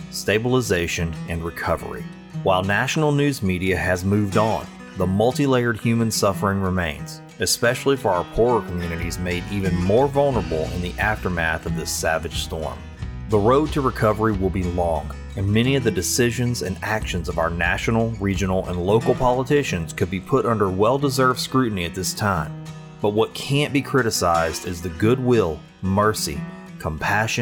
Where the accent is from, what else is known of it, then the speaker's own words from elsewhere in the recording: Sulphur, Louisiana, United States; Sulphur, Louisiana, my hometown and the place where I produce Find the Good News.